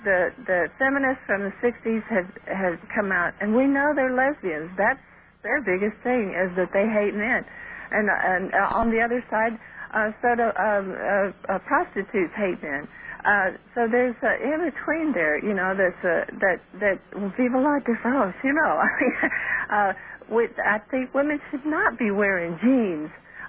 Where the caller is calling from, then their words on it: Michigan City, Indiana, United States; Michigan City, Indiana.